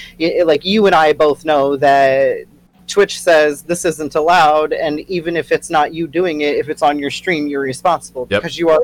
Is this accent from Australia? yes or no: yes; Australia; I can say that because I'm Australian.